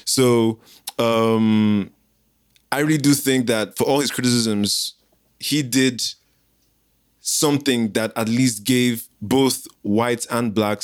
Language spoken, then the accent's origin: English; Nigeria; moved away; also born or lived in South Africa; as a Nigerian who lived in South Africa